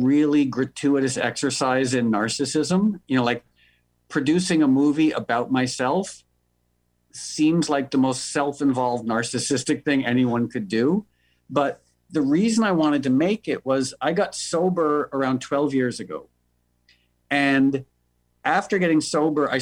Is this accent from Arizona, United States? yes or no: no; New York, United States; moved away as an adult; now in Los Angeles, United States; I was born and raised in New York, but I moved to LA about 12 years ago.